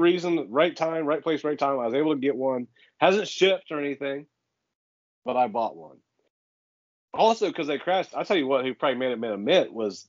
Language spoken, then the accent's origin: English; Eastern Ohio, United States; I grew up in Eastern Ohio, like, in the woods, right? Very rural farm area.